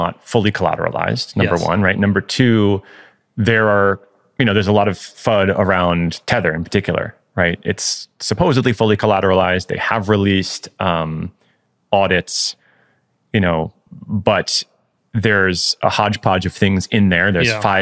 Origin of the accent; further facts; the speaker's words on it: United States; me as an American citizen